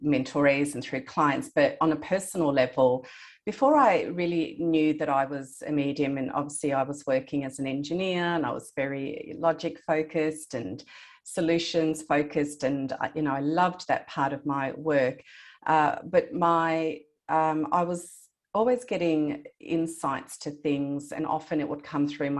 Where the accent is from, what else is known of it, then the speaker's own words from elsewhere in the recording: Australia; I was born in Australia, I have a Greek heritage, and my grandparents lived in Greece